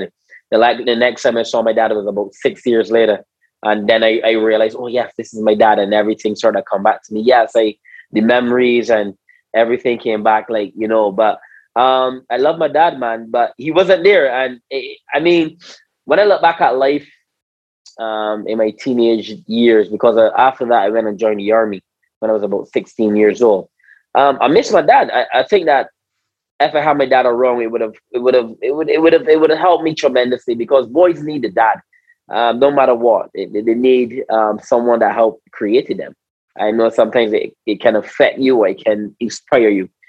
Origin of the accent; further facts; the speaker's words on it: Christ Church, Barbados; I was born and raised in Barbados